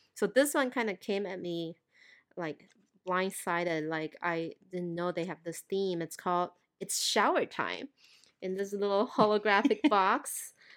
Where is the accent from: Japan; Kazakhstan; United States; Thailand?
Thailand; moved away; growing up in Thailand